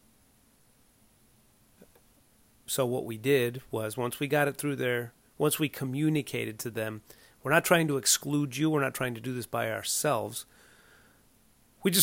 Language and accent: English; Southern California, United States; also born or lived in Evanston, Illinois; we grew up in Southern California